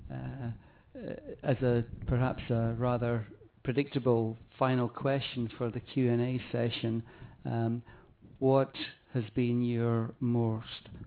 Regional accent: London, United Kingdom; I'm from London.

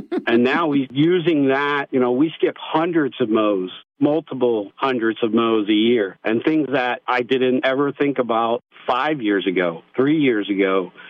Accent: United States; growing up in America not being big on math

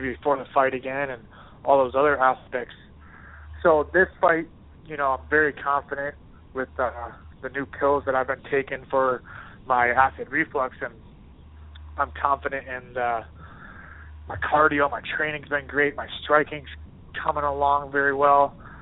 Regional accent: Minnesota, United States; now in Boston, United States; I'm from Minnesota

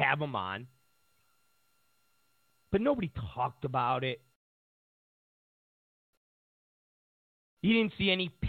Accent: Rochester, New York, United States; my hometown of Rochester, New York.

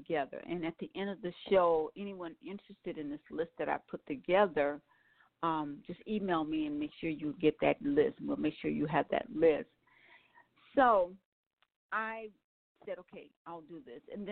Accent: New Orleans, Louisiana, United States; I was born in New Orleans

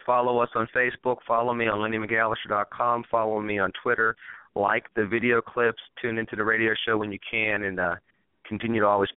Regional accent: Pittsburgh, Pennsylvania, United States; also born or lived in Chicago / North Carolina; my hometown of Pittsburgh, Pennsylvania

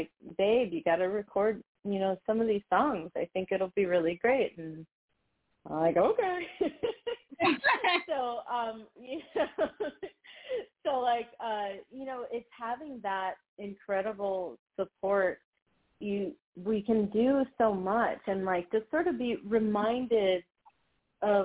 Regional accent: Dominican Republic; moved away; also born or lived in United States; I got to live and, you know, grow up in DR. So while I was born in the United States

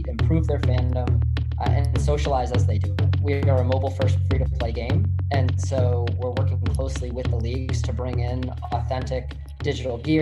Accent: Martha's Vineyard, Massachusetts, United States; I grew up in Massachusetts off Cape Cod, an island called Martha's Vineyard

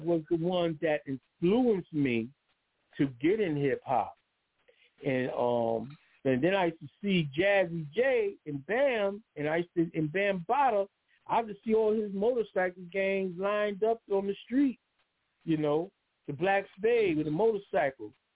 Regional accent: New York City, New York, United States; I was born and raised in the Bronx in the 19, 1967

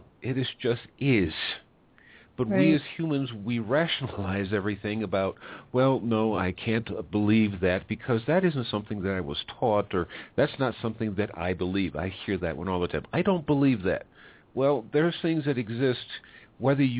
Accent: United States; now in Mexico; now I'm an American, lives in Mexico

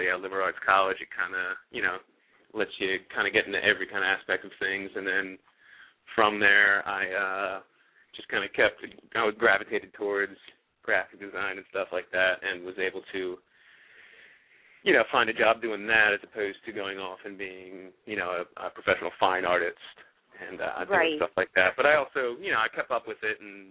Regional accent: Media, Pennsylvania, United States; I'm actually from Media, Pennsylvania, which is a little bit, you know, farther away from Lansdale

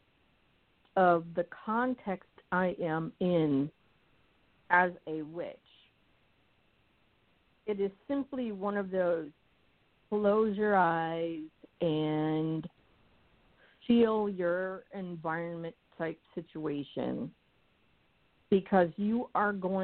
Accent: New England, United States; We are from New England.

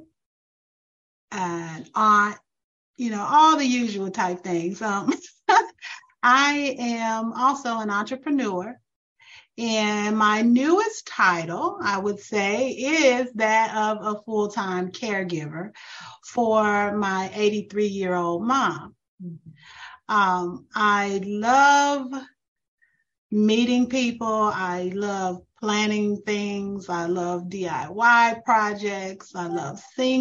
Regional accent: St. Louis, Missouri, United States; moved away as an adult; now in Atlanta, United States; We're originally from St. Louis, Missouri

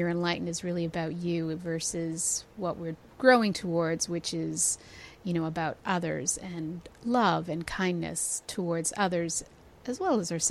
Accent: Toronto, Ontario, Canada; I'm from Toronto

